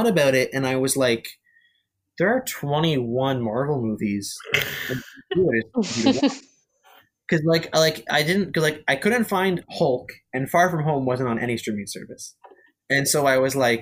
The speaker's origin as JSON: {"language": "English", "region": "Ontario", "country": "Canada", "tie": "born or raised there", "said": "my hometown where I grew up and where I live right now because of COVID is literally right on the border of Canada and America. Like we have like the Blue Water Bridge, which goes to America"}